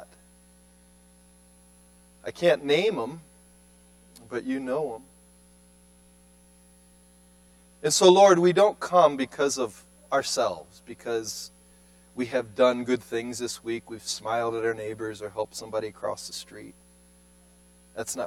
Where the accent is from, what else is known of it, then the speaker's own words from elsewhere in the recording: Cleveland, Ohio, United States; moved away; I come from Cleveland urban setting.